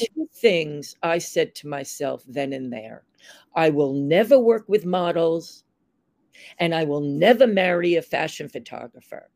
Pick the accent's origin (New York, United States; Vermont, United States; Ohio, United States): New York, United States; Long Island; moved away as an adult; also born or lived in San Francisco; I grew up on Long Island in the 50s mm-hmm. and the 60s, and I moved into New York City in 1971